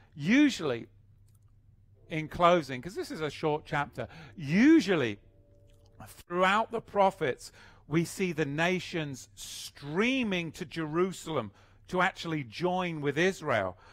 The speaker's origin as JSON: {"language": "English", "region": "England", "country": "United Kingdom", "moved": "yes"}